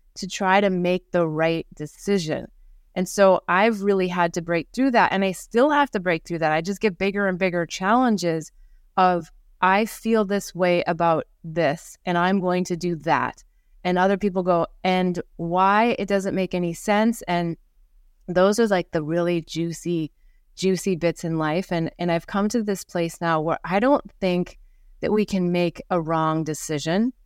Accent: Midwest of America, United States; moved away; also born or lived in New York / Costa Rica / Singapore / India; growing up in the Midwest of America

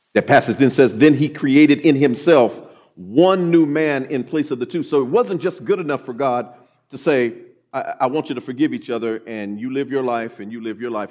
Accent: Oklahoma City, Oklahoma, United States; also born or lived in Grand Forks, North Dakota / Mountain Home, Idaho; I grew up here in Oklahoma City, uh, graduated from Douglas High School

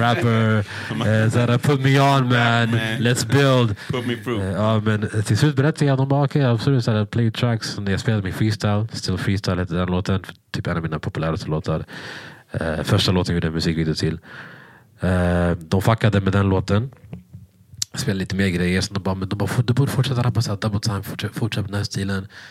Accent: Sweden; jag var från Sverige

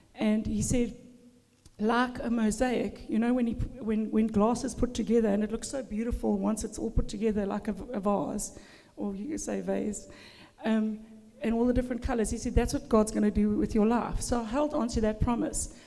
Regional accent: Durban, KwaZulu-Natal, South Africa; moved away as an adult; also born or lived in Zimbabwe; now in Australia; I was born in a Christian home in Durban, South Africa

